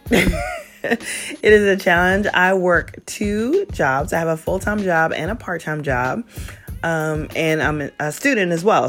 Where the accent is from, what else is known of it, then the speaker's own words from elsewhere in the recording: South Carolina, United States; moved away as an adult; also born or lived in Virginia; I'm born and raised in South Carolina.